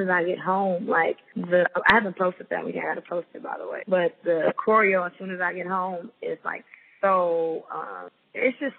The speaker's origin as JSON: {"language": "English", "region": "Florida", "country": "United States", "moved": "yes", "said": "my home state to Florida"}